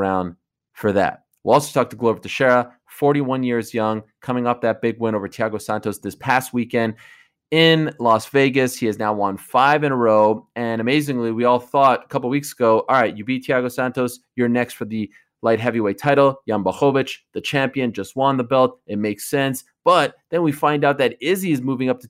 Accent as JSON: {"language": "English", "country": "Canada", "said": "It's also Remembrance Day in my home country of Canada."}